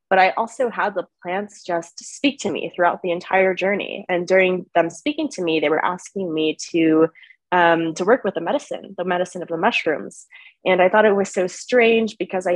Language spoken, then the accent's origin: English; California, United States; I was born and raised in the United States, in California specifically